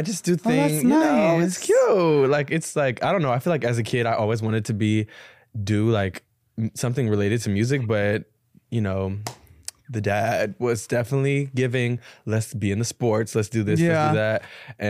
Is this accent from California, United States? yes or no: no; Georgia, United States; Georgia. So deep south, like.